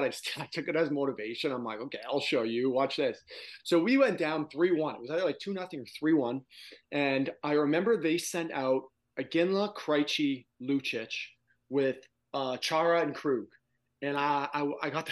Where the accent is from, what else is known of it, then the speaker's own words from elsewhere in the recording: Toronto, Ontario, Canada; since I was a kid growing up in Toronto